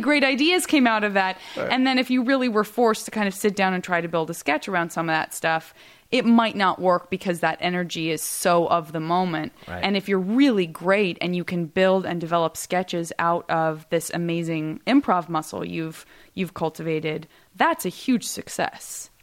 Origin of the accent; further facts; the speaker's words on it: Tucson, Arizona, United States; moved away; growing up in Tucson